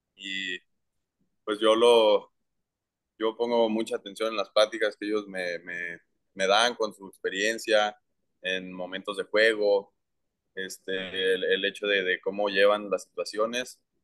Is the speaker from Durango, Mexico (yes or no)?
yes; Durango, Mexico; tengo 16 años, soy de Durango y soy prospecto de los marineros de Seattle